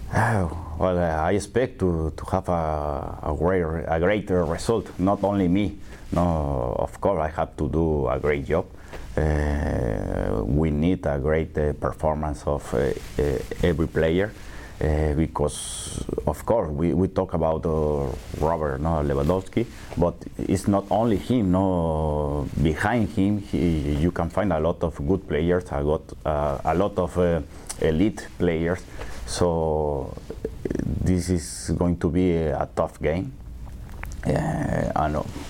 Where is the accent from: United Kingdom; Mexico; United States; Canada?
Mexico; Mexico City; English is a second language; I grew up in Coyoacán, and most of my time I spent in, in the center of, of Coyoacan